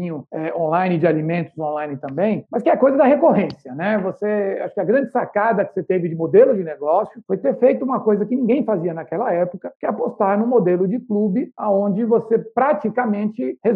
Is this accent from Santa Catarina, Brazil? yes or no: no; Salvador, Bahia, Brazil; E eu sou soteropolitano, então 2 a 1 um aqui contra o Mineiro.